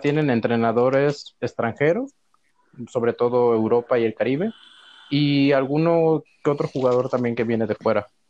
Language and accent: Spanish; Veracruz, Mexico; moved away; yo soy de Veracruz